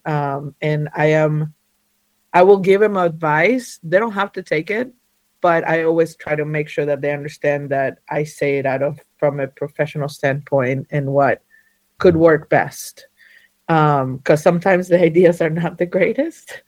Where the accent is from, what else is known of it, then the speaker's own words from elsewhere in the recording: Argentina; now in North Carolina, United States; I was born and raised in Argentina. Uh, I'm an Argentinian Jew. Uh, somehow I ended up in the mountains of North Carolina